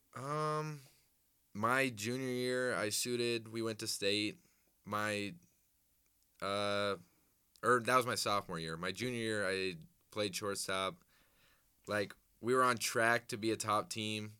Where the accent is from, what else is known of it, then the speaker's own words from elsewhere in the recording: Des Moines, Iowa, United States; I'm from Des Moines, Altoona area